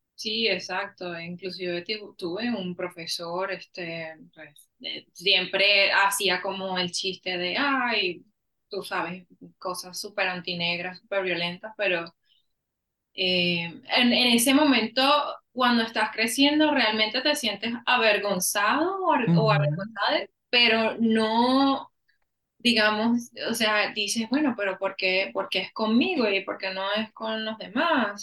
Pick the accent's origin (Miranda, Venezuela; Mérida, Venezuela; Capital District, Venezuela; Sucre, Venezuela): Capital District, Venezuela; Caracas; moved away as an adult; now in Austin, United States; yo nací y crecí en Caracas, Venezuela